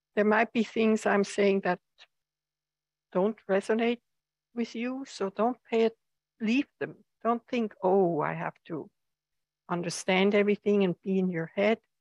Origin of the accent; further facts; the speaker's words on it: Switzerland; now in United States; I come from Switzerland where the seasons are very pronounced or have been very pronounced